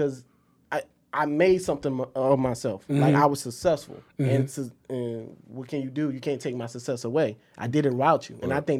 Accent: South Carolina, United States; I'm from South Carolina, come from a military family. I was raised by my grandfather, so I call my grandfather dad.

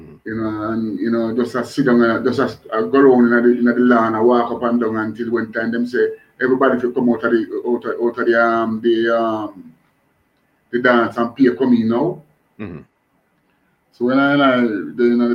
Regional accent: Kingston, Jamaica; I grew up in a place named Waterhouse, you know. Born and grew in a Waterhouse

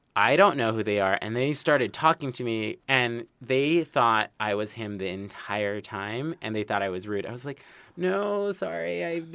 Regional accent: Los Angeles, California, United States; born and raised in Los Angeles zip code, not the Valley

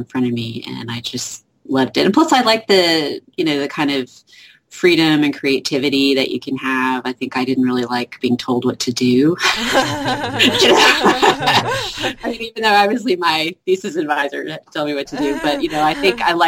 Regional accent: Texas, United States; also born or lived in Oklahoma; I'm a Texan. I've lived here almost all my life, Texas and Oklahoma.

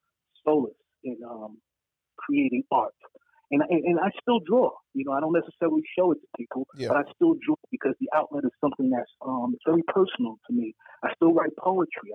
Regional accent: New York City, New York, United States; growing up on Bethel Stuyvesant on Gates Avenue

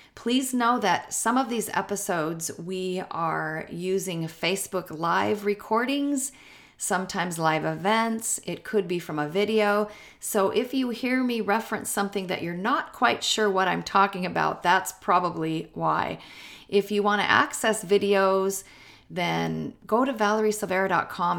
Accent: Seattle, Washington, United States; I'm from the Seattle area

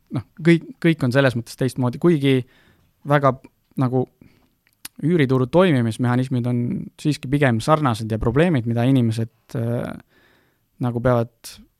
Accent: Estonia; me oleme Eestist pärit, meil on siin lihtne nagu toimetada

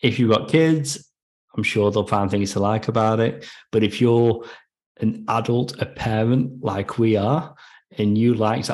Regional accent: United Kingdom; now in Australia

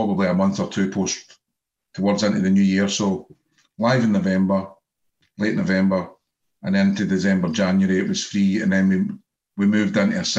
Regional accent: Scotland, United Kingdom; being Scottish

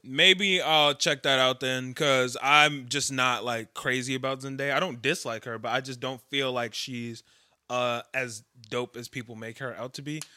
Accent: Chicago, Illinois, United States; I'm just from Chicago

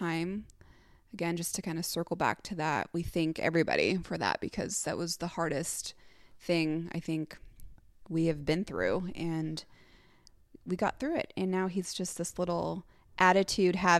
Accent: Sacramento, California, United States; our hometown, Sacramento, well, I guess my hometown

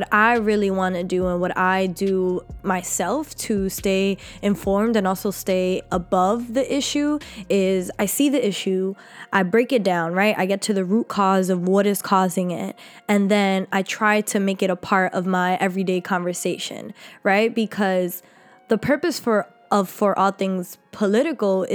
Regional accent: New York City, New York, United States; I was raised in Harlem, New York by a phenomenal mother

